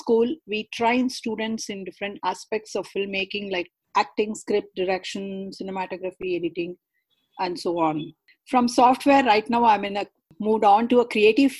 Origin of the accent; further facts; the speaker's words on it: Karnataka, India; first language Kannada; English is a second language; I'm a South Indian girl, born and brought up in Karnataka, speaking Kannada as a mother tongue.